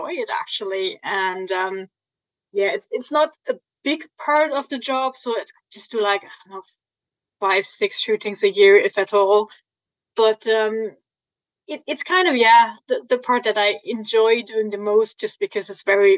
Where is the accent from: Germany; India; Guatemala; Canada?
Germany; from Germany.